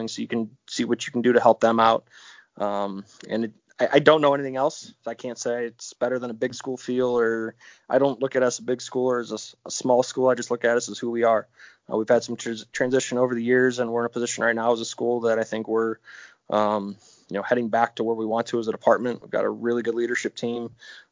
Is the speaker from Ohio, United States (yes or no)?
yes; Brunswick, Ohio, United States; I was born and raised in Brunswick, which is 20 minutes south of Cleveland.